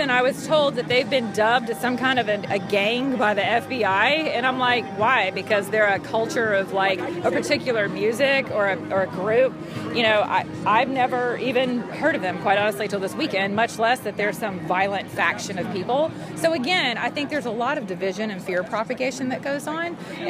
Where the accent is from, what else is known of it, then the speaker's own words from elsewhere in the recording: Atlanta, Georgia, United States; I'm from Atlanta, Georgia.